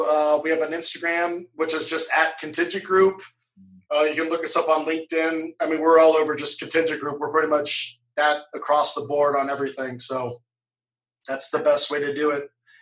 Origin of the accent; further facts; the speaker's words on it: Cincinnati, Ohio, United States; Oh, I was brought up in Cincinnati, Ohio, so the Midwest.